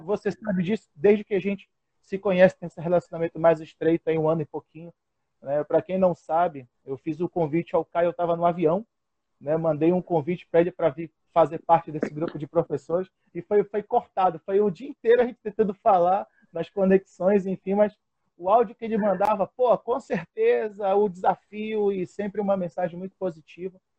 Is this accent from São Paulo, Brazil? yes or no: no; Pará, Brazil; also born or lived in Florianópolis, Santa Catarina; Sou paraense, com muito orgulho